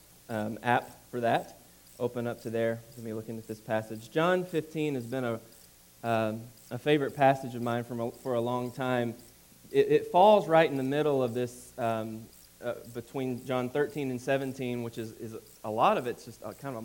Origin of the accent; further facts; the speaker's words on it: Alabama, United States; moved away; I grew up in Alabama